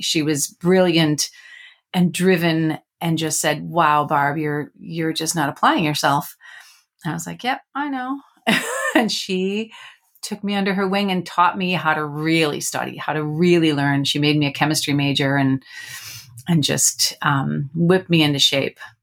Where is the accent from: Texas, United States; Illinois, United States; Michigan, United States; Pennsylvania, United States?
Illinois, United States; Chicago; I grew up near Chicago